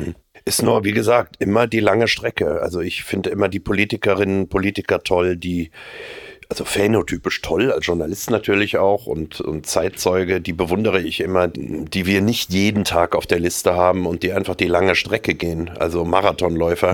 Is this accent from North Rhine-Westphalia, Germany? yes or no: yes; North Rhine-Westphalia, Germany; moved away as an adult; now in Munich, Germany; Ich bin nicht nur aus äh, Nordrhein-Westfalen und auch äh, merke, dass das meine Heimat ist. Nach wie vor auch nach 30 Jahren in München